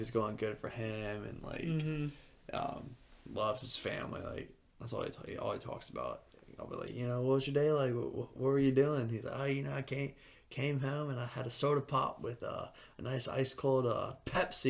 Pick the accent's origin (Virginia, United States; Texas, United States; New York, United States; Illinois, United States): Virginia, United States; Suffolk; moved away; also born or lived in Norfolk; Patrick is one of my friends that I grew up with out in Suffolk, still close with him